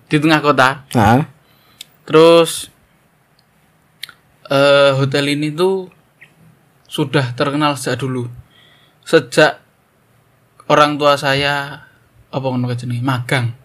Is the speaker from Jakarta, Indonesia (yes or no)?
no; East Java, Indonesia; sekarang kita pulang ke tempat asal saya. Tadi rada ngetan sidik. Di sebuah kota di Jawa Timur sekitar 2 sampai 3 jam dari kota saya